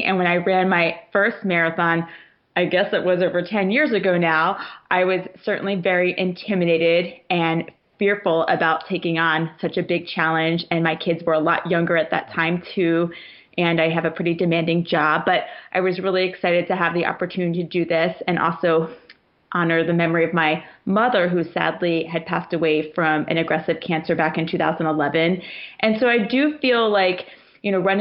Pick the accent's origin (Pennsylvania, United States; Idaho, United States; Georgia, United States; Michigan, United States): Georgia, United States; Savannah; I grew up in Savannah, Georgia